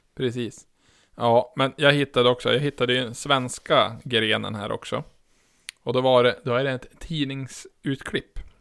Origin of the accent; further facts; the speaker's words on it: outside Umeå, Västerbotten County, Sweden; ifall jag säger till någon vart jag är ifrån, då säger jag ju ja, utanför Umeå